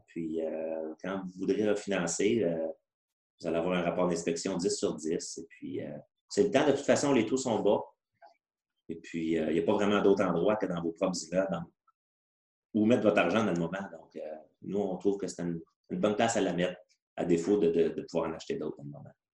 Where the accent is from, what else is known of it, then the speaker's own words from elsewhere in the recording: Granby, Quebec, Canada; depuis qu'on est au monde, en fait, là, euh, on vient de la région de Granby